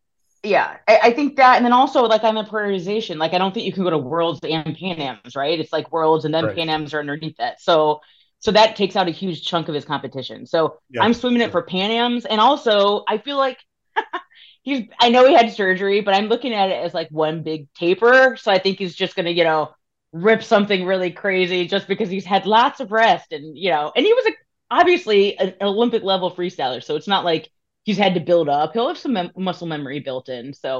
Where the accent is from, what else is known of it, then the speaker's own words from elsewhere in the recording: Australia; Like, for me as an Aussie swim fan